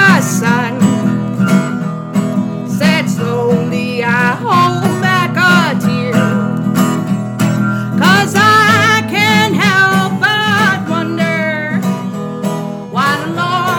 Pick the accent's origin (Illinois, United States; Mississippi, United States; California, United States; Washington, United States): California, United States; Los Angeles; moved away; also born or lived in Aurora, Colorado; I'm from Los Angeles, born in Aurora, Colorado, grew up in L.A.